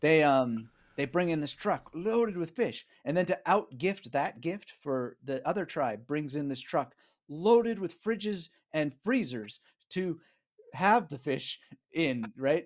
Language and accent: English; Vancouver, British Columbia, Canada; moved away as an adult; also born or lived in Montreal / Berlin; now in Australia; I grew up in British Columbia in Canada, in Vancouver area